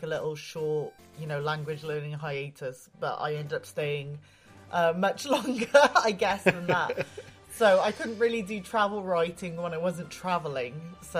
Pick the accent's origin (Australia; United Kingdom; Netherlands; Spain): United Kingdom; Wales; moved away as an adult; also born or lived in Japan; I'm originally from Wales, but I spent almost my whole adult life in Japan, actually.